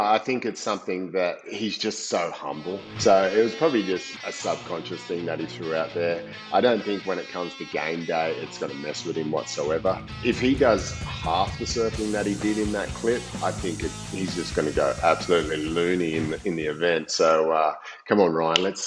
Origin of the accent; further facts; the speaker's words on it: Coolangatta, Queensland, Australia; my hometown too, Coolangatta